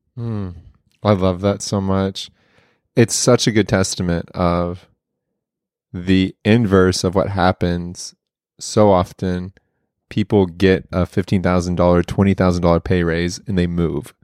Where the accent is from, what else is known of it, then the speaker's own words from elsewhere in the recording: Oklahoma, United States; growing up in Oklahoma, everybody wants to go to O U.